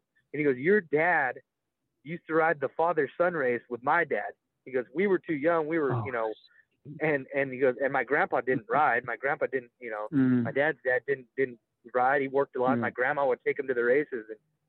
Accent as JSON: {"language": "English", "town": "Salinas", "region": "California", "country": "United States", "tie": "born or raised there", "said": "I come from the Salinas, California, Monterey County area as well"}